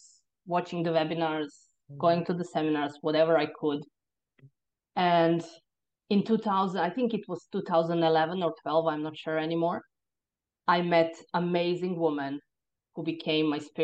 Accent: Croatia; moved away as an adult; now in Ireland; I was born in Croatia. And in the time when I was born in the 70s, Croatia was still part of Yugoslavia

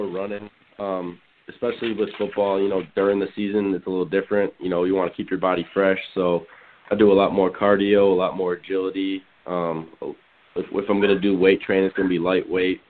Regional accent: Texas, United States; I'm from Texas. I'm from down south

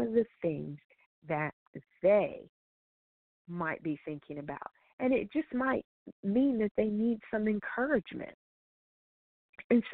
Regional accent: Colorado, United States; I grew up in Colorado, so skiing is a part of my teen years

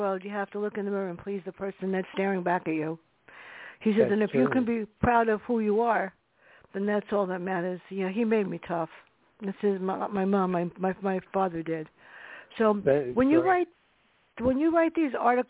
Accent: New York City, New York, United States; growing up in the South Bronx with my sister.

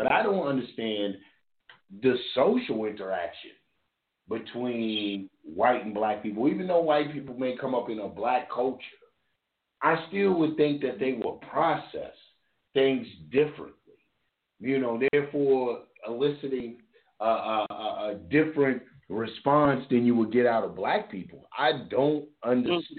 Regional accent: Louisville, Kentucky, United States; moved away; also born or lived in Georgia; I'm from Louisville, Kentucky. I grew up with white people.

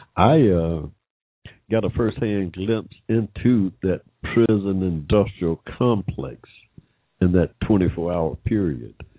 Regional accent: United States; an American of African descent

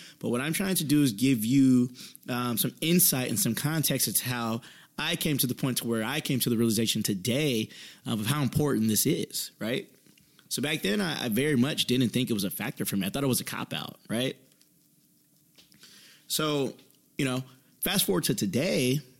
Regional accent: Indiana, United States; You know, I'm originally from Indiana. Things close at 3 a.m.

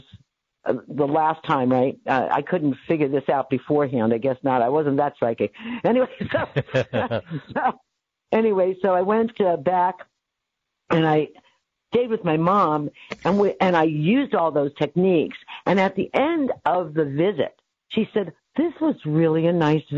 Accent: Staten Island / New Rochelle, New York, United States; born or raised there; moved away as an adult; also born or lived in Bronx, New York / Staten Island, New York; now in California, United States

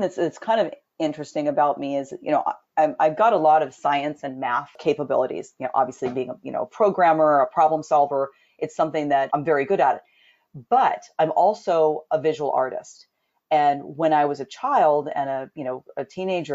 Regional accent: Southern California, United States; I was born and raised in Southern California

